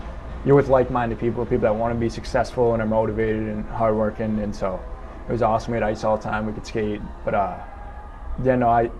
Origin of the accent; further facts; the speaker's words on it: Boston, Massachusetts, United States; moved away as an adult; now in Maryland, United States; I'm from Boston